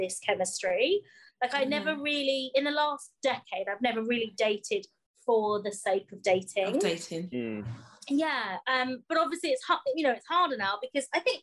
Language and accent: English; United Kingdom; We're British.